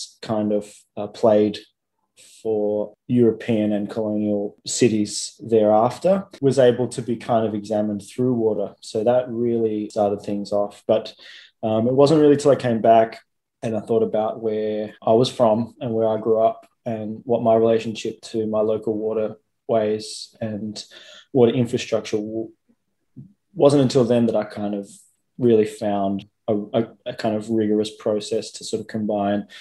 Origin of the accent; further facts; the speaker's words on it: Melbourne, Victoria, Australia; I'm an artist from Melbourne